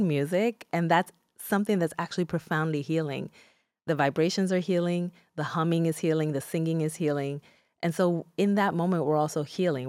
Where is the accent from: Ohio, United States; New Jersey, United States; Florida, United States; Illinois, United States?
New Jersey, United States; Newark; first language Spanish; English is a second language; also born or lived in Dominican Republic; I was raised in Newark, New Jersey